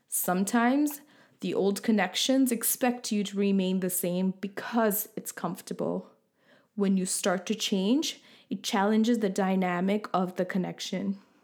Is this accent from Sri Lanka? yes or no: yes; Sri Lanka; now in Canada; and then I'm from originally from Sri Lanka and now living in Canada.